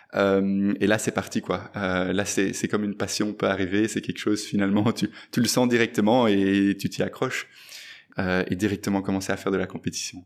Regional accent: Brussels, Brussels-Capital Region, Belgium; je suis né euh, et j'ai grandi à Bruxelles

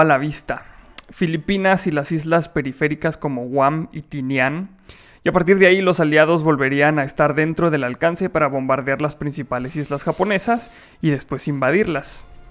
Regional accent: Mexico; así somos muchos los mexicanos

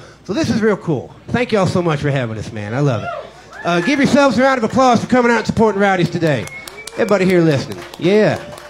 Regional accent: Jackson, Ohio, United States; also born or lived in Van Cleve, Kentucky; I grew up in a little community. I grew up in Jackson, but I spent some younger years in a little town called Van Cleve, Kentucky

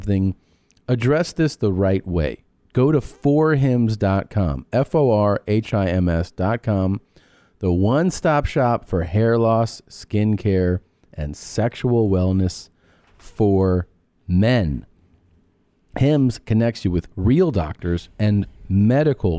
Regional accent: Miami, Florida, United States; moved away; It's Miami. They're really crazy down there. At least they were when I was growing up.

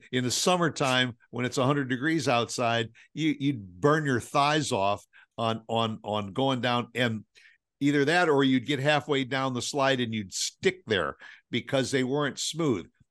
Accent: Midwest, United States; we're from the Midwest

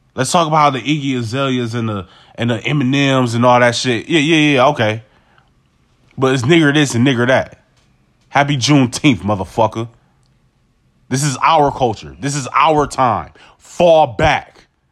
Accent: United States; I'm an American

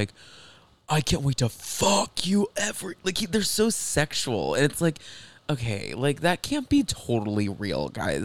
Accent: Texas, United States; I grew up in Texas

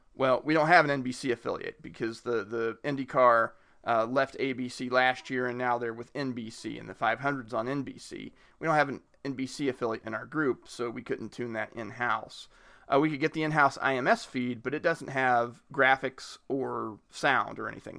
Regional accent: Richmond, Indiana, United States; I grew up near Richmond, Indiana.

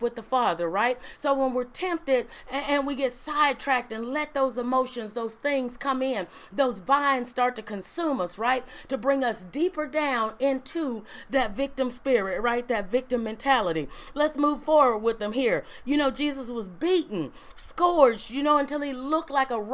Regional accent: Ruleville, Mississippi, United States; I was born in Ruleville Community Hospital

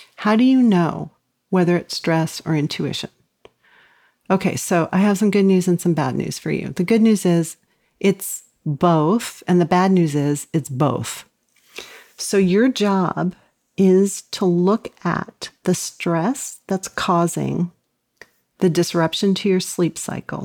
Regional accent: Los Angeles, California, United States; I grew up in Los Angeles

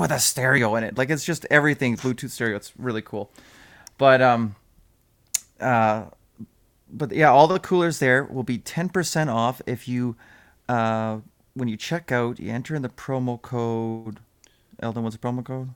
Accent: Hay Lakes, Alberta, Canada; we, uh, we grew up in just outside of Hay Lakes

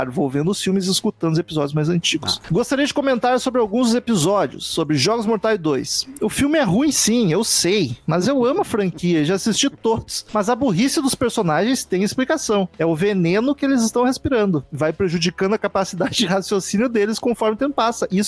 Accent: São José dos Campos, São Paulo, Brazil; Tenho 31 anos e, sou, e sou de São José dos Campos, São Paulo.

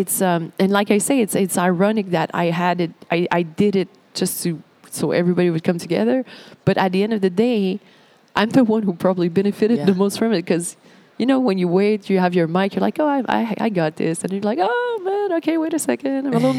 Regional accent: Montreal, Quebec, Canada; I'm from Montreal, so the beach is a big thing for us.

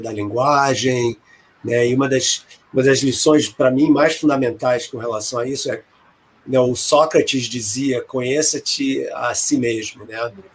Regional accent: Brazil; moved away as an adult; also born or lived in England / Chicago area; now in United States; quando eu saí do Brasil, eu fiz o mestrado na UFRJ e ganhei uma bolsa do CNPq para fazer o doutorado na Inglaterra

